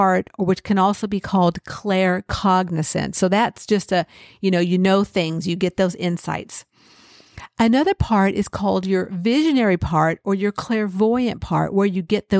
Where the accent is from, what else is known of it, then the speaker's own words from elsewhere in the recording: California, United States; I grew up in California.